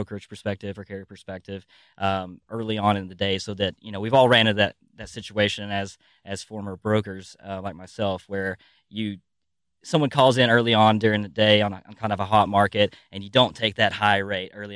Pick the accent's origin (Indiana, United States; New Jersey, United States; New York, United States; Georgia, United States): Georgia, United States; near Chattanooga, North; I am from Tennessee. Well, North Georgia, right across the state line, but I claim Chattanooga because I could throw rocks at it from my house.